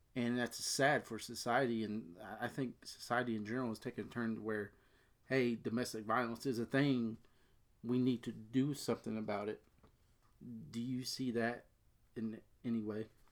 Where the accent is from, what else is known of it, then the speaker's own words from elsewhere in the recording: Cincinnati, Ohio, United States; we're both from the Cincinnati area.